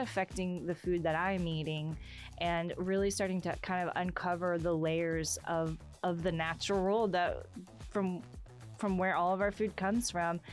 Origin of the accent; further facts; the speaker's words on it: Texas, United States; also born or lived in North Dakota; as a Texan